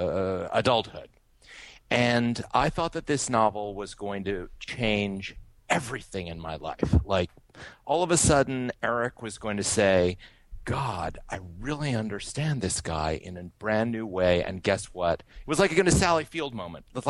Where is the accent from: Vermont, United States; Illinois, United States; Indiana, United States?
Vermont, United States; Brattleboro; now in New York City, United States; I was born and brought up in Brattleboro, Vermont